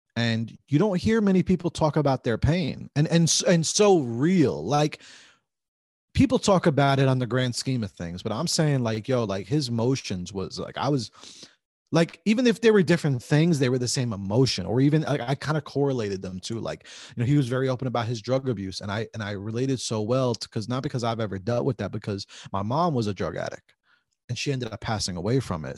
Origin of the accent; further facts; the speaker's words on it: New Jersey, United States; we grew up here in Jersey